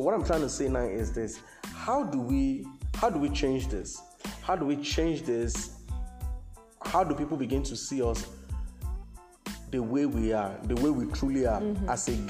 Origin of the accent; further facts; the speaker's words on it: Lagos, Nigeria; I grew up in Lagos. I was born in Lagos. Lagos is the most populated city in Africa, if not the world itself. You know, it's the most populated city in Africa. Yeah, and I've always lived here.